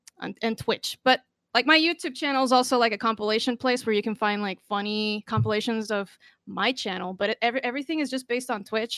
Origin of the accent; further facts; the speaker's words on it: Costa Rica; I'm from Costa Rica, so I'm Hispanic